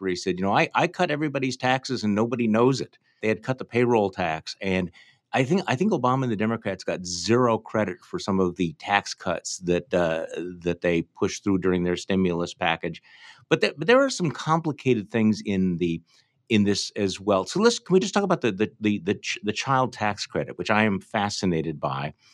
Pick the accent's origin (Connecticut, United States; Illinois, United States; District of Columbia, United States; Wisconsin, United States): Wisconsin, United States; I'm from Wisconsin.